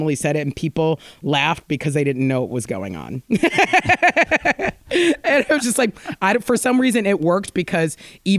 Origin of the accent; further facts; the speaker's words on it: United States; moved away as an adult; now in United Kingdom; being American here